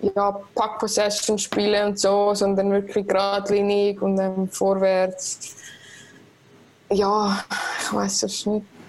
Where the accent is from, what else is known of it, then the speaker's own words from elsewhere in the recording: Switzerland; als Schweizerin